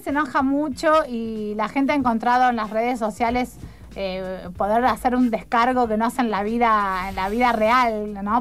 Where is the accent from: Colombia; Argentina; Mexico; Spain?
Argentina; Rufino, Santa Fe; now in Rosario, Argentina; soy de Rufino